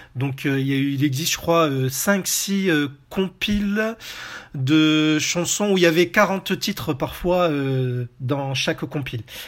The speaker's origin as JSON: {"language": "French", "country": "France", "said": "chez nous en France"}